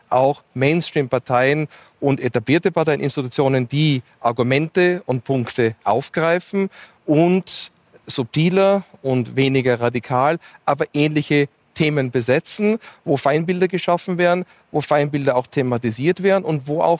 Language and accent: German; United States; Wir sehen das, also in meiner Heimat in den USA sehen das sehr schön